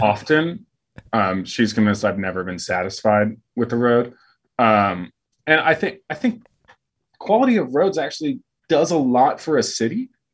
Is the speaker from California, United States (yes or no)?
no; Phoenix, Arizona, United States; now in Fort Worth, United States; I grew up in Phoenix